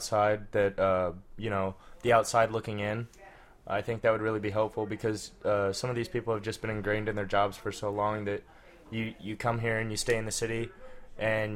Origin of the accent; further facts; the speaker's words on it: Midwest, United States; I'm from the Midwest